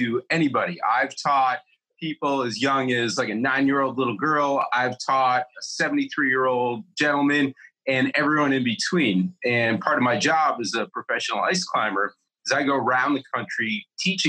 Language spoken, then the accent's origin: English; Buffalo, New York, United States; also born or lived in Los Angeles; now in Bozeman, United States; I was born just outside New York City. I grew up in Buffalo, New York